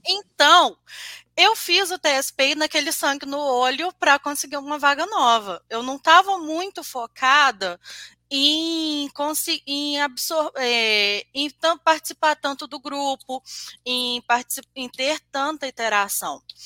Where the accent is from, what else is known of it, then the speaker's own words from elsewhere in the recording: Juiz de Fora, Minas Gerais, Brazil; eu sou de Juiz de Fora, Minas Gerais